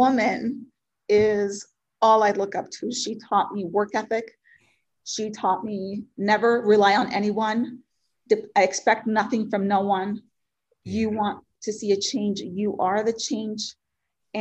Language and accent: English; Puerto Rico; first language Spanish; English is a second language; moved away; I was born and raised in Puerto Rico, and I'm super passionate about my culture and my background